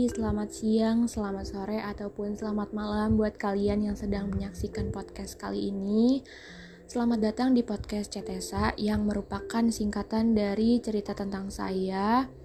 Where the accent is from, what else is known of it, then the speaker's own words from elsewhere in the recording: Jakarta, Indonesia; born there; Gue tinggal di daerah Jakarta Selatan, khususnya daerah Kebayoran Lama. Gue lahir di Jakarta pada tanggal 5 Juli 2003.